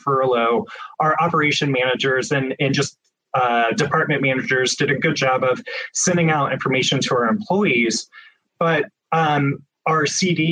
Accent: Midwest, United States; also born or lived in Phoenix, Arizona; now in Portland, United States; growing up in the Midwest, I missed the greenery

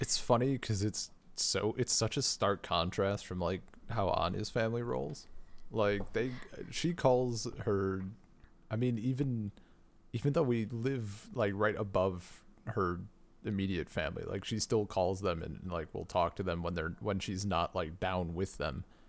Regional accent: United States; born or raised there

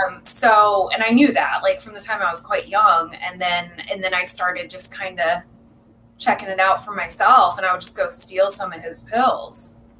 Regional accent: South Orange County, California, United States; also born or lived in South Bay, California; I was born in South Bay and raised in South Orange County. My family moved down here when I was young, like three

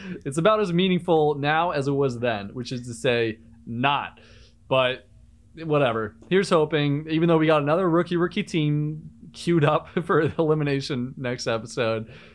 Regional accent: Cape Cod, Massachusetts, United States; I'm from Cape Cod, Massachusetts

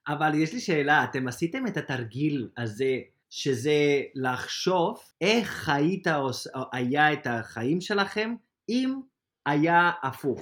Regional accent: Spain; Hebrew is a second language; moved away as an adult; now in Israel; לחזור של... לספרד זה קל, אוקיי? זה קל בשבילי, כי בסופו של דבר זה, זה מדינה שאני מכיר

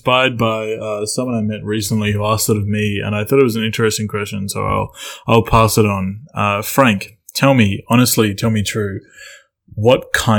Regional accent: Australia; I grew up in Australia

